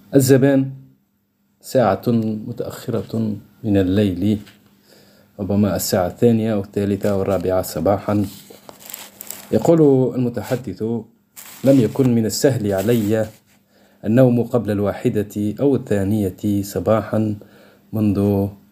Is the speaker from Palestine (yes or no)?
no; Tunisia; accent: Tunisian; لهجتنا في تونس مخلطة بين العربي بين الدرجة وبين الفرنسي